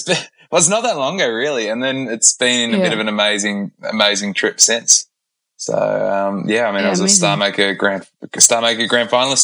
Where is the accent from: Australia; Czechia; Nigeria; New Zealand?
Australia; Melbourne, Victoria; I come from the outer southeast of Melbourne.